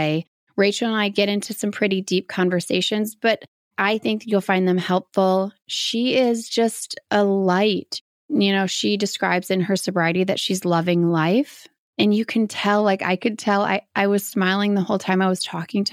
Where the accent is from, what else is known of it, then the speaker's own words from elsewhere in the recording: Midwest, United States; Midwest. Man, Midwesterns, we know how to drink.